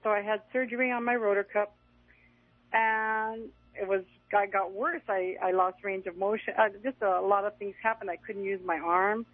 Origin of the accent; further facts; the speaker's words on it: Los Angeles, California, United States; I'm from Los Angeles